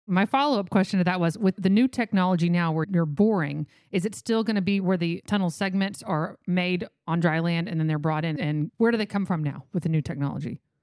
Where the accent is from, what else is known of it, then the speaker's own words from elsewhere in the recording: Texas, United States; I'm from Texas.